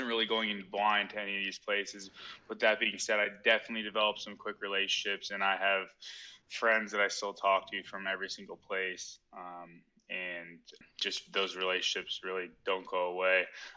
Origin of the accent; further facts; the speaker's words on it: Scottsdale, Arizona, United States; moved away as an adult; I'm from Scottsdale, Arizona. Born and raised there.